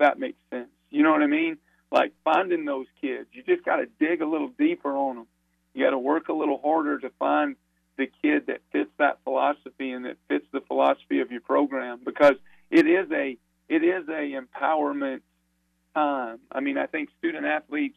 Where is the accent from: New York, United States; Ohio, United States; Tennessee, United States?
Tennessee, United States; Sevierville; I grew up in Sevierville, Tennessee